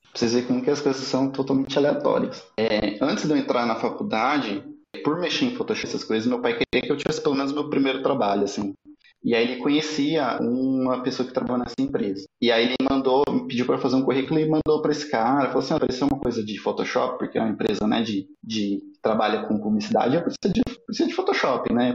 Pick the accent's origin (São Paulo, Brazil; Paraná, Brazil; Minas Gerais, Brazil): São Paulo, Brazil; Osasco; nasci em Osasco, é, me mudei para a cidade, morei no interior de São Paulo, voltei para São Paulo